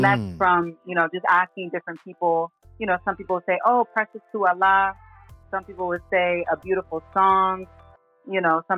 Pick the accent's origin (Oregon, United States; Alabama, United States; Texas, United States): Texas, United States; also born or lived in Brooklyn, New York; Raised in Texas